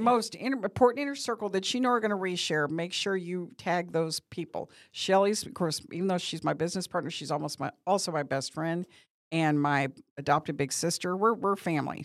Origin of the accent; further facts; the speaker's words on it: Bowling Green, Missouri, United States; moved away as an adult; now in Branson, United States; I'm from Bowling Green, Missouri, which is about four and a half, close to five hours away